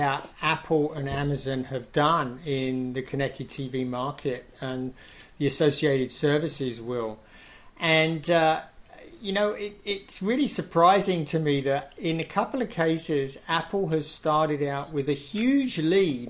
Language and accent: English; England, United Kingdom; I'm English.